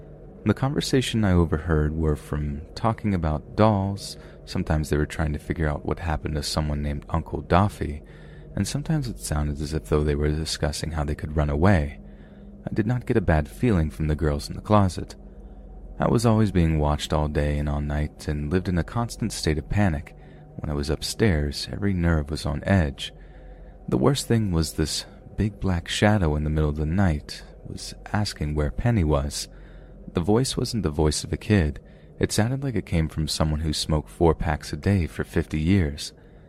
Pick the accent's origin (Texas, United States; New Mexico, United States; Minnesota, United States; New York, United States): New York, United States; This was a time when I was growing up in New York.